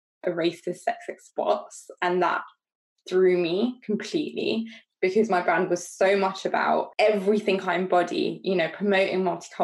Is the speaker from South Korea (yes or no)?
no; London, United Kingdom; moved away as an adult; now in Derby, United Kingdom; I'm a Londoner through and through, coming up to the Midlands